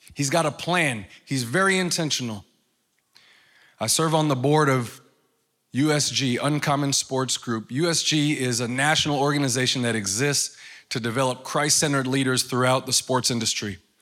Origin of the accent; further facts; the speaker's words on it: New York, United States; moved away; I'm from New York. So where I come from, we don't talk like